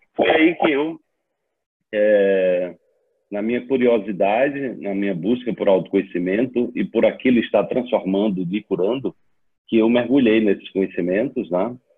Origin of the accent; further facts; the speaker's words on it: Serra Talhada, Pernambuco, Brazil; also born or lived in Recife; Eu sou sertanejo lá do Serra Talhada, uma cidade do sertão de Pernambuco, a 400 quilômetros de Recife.